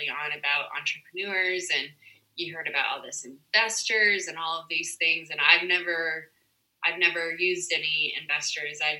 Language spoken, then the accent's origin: English; Southern California, United States; In Southern California.